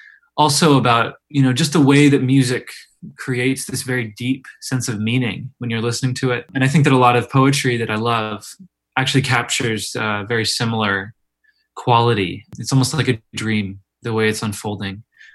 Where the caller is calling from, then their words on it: Oberlin, Ohio, United States; I'm calling in from Oberlin, Ohio.